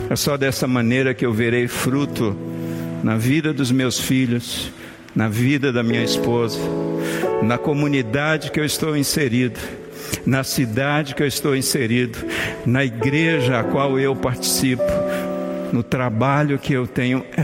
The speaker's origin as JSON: {"language": "Portuguese", "region": "Bahia", "country": "Brazil", "said": "o pastor Josaniel, que é baiano como eu sou baiano"}